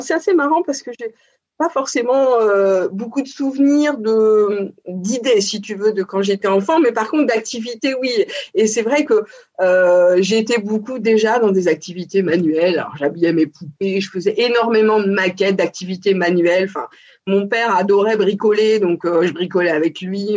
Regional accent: Paris region, Île-de-France, France; also born or lived in Montpellier; j'ai euh, toujours vécu en région parisienne avec, euh, je dirais, une enfance assez assez choyée quand même, en pavillon de banlieue

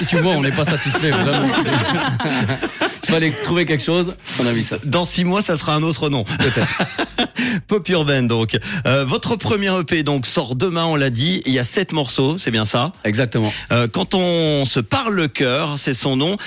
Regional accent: Sierre, Valais, Switzerland; la région Sierroise d'où on vient.

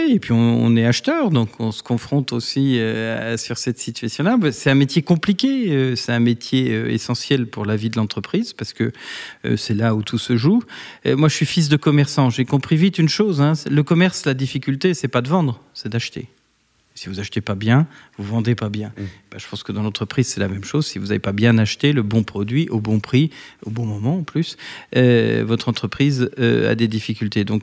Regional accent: Bourgogne-Franche-Comté, France; now in Paris, France

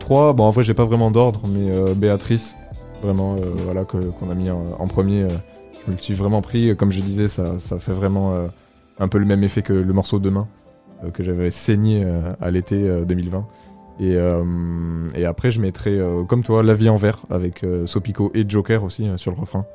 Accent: France; on est français, on parle comme des français

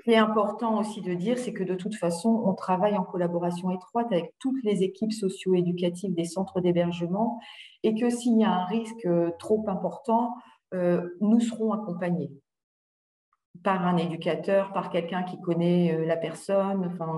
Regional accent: Hauts-de-France, France; j'étais donc du Valenciennois

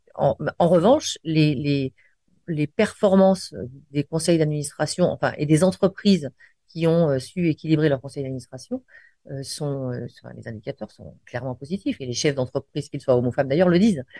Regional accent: Lyon, Auvergne-Rhône-Alpes, France; je suis lyonnaise et fière de l'être

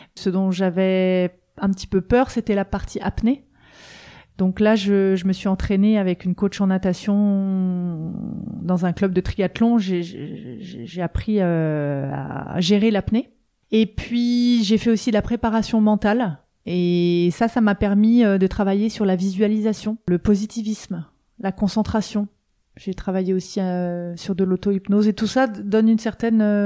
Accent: eastern France, France; now in Vannes, France; j'habite à Vannes depuis 20 euh, ans, mais je suis originaire de l'Est de la France

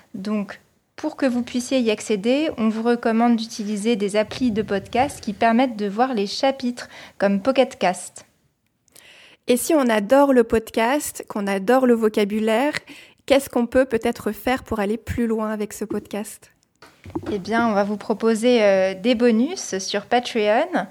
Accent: Normandy, France; now in Strasbourg, France; je viens de Normandie, dans le nord-ouest de la France, et je vis actuellement à Strasbourg

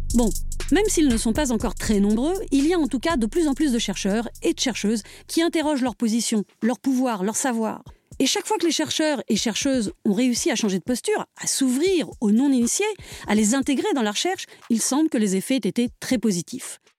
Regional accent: Paris, Île-de-France, France; accent: Parisian; now in Drôme, France; moi qui ai toujours regretté mon accent parisien, alors même que je vis désormais en Drôme

